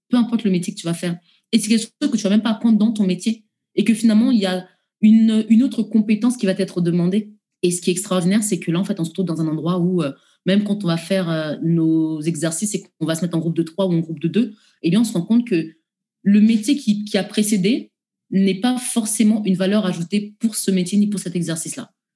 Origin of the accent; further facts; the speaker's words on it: France; en tant que Français